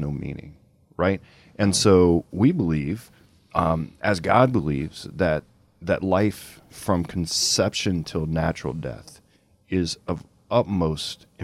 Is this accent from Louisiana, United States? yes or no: yes; Lafayette, Louisiana, United States; from Lafayette, Louisiana, my hometown